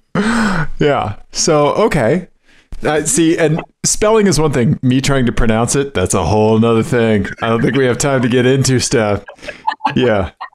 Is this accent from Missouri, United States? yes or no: yes; Missouri, United States; moved away; I'm from I'm from Missouri originally. You're witnessing the Missouri public school system